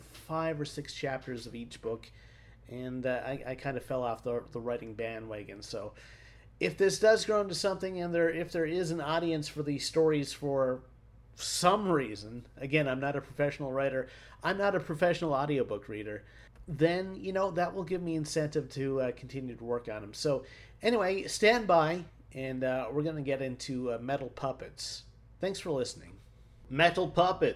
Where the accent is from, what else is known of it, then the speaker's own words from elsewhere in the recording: East Coast of Canada, Canada; I'm from the East Coast of Canada, and you probably are going to hear it in my read in terms of an accent